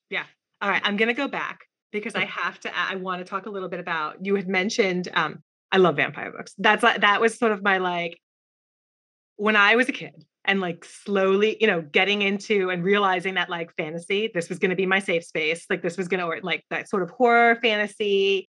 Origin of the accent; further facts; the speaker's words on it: New York, United States; I'm from New York